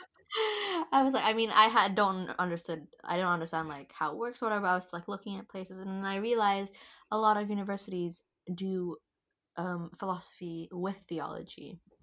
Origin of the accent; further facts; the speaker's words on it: Indonesia; moved away as an adult; now in London, United Kingdom; I'm from Indonesia originally